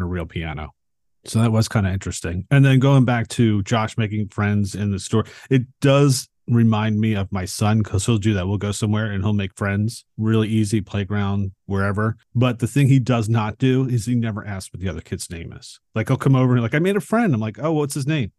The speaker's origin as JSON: {"language": "English", "town": "Philadelphia", "region": "Pennsylvania", "country": "United States", "tie": "born or raised there", "said": "I grew up in Philadelphia, but I didn't live, like, in, in the city. I lived outside of it"}